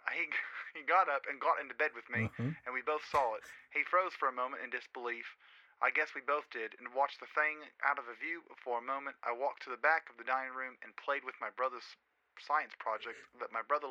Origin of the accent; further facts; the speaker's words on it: Peru; English is a second language; I'm originally from Peru, so please forgive my grammar.